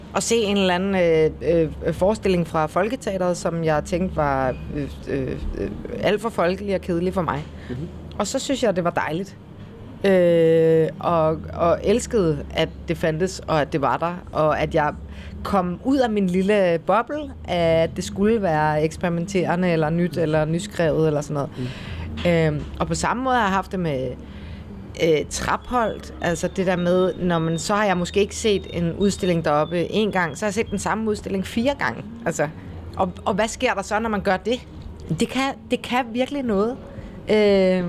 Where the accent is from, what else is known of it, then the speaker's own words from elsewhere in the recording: Copenhagen, Capital Region of Denmark, Denmark; moved away as an adult; now in Kolding, Denmark; nu er jeg jo født og opvokset i København